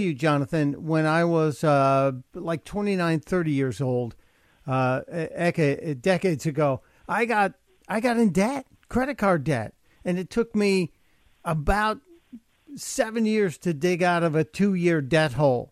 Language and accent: English; Chicago, Illinois, United States; also born or lived in New York City; now in Delaware, United States; I grew up in Chicago and I lived in New York City.